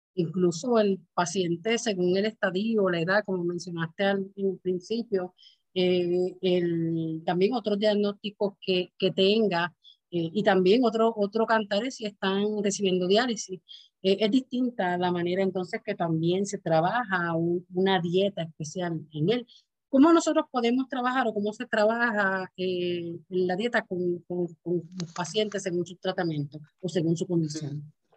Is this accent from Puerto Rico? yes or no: yes; Puerto Rico; es algo ya de nosotros como puertorriqueños